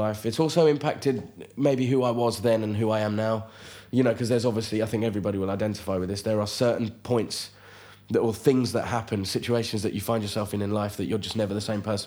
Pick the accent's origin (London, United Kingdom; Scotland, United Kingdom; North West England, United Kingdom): London, United Kingdom; I was born in London of Indian parents